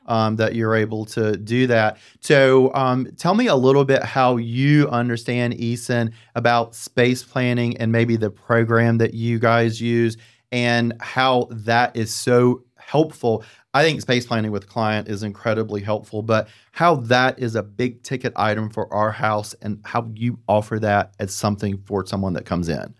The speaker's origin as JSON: {"language": "English", "region": "the South", "country": "United States", "said": "I'm from the South"}